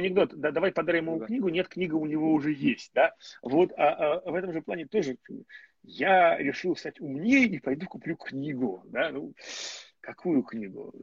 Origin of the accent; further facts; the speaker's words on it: Moscow, Russia; я москвич